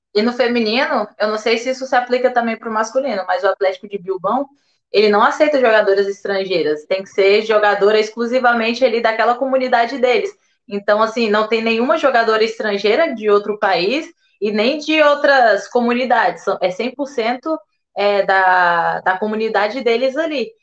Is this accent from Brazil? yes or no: yes; Brasília, Federal District, Brazil; moved away; also born or lived in Santa Catarina; Foi a primeira vez que eu saí de Brasília